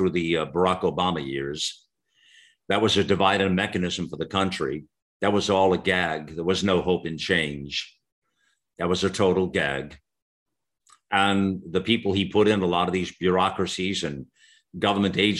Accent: United States; in America, growing up as a lad

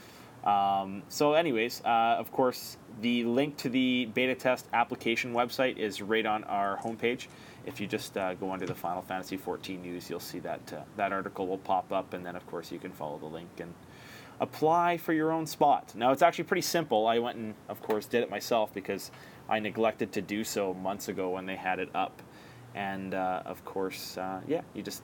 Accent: Canada; as a Canadian

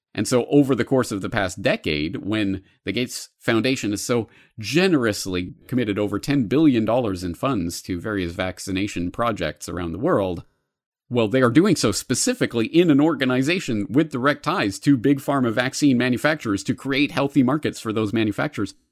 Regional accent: Canada; now in Japan; As a Canadian in Japan

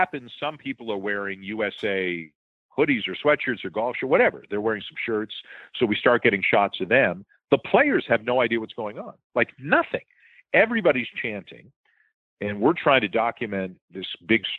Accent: Toronto, Ontario, Canada; I'm not American, I'm Canadian

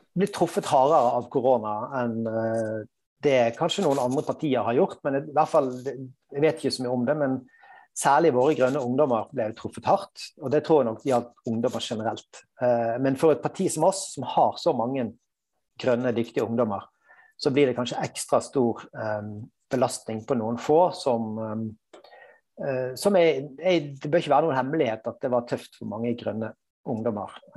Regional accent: Bergen, Vestland, Norway; also born or lived in Trøndelag; now in Oslo, Norway; jeg er bergenser

